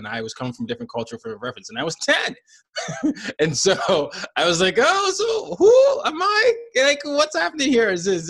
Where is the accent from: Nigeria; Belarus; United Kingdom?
Nigeria; I'd be like, well, I'm Nigerian. They're like, no, you don't sound Nigerian. Well, I am. I just grew up all these places.